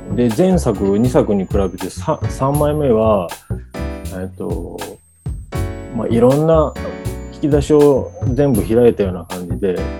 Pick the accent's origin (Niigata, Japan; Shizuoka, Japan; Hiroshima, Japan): Shizuoka, Japan; 俺は逆に静岡から出たことがなくて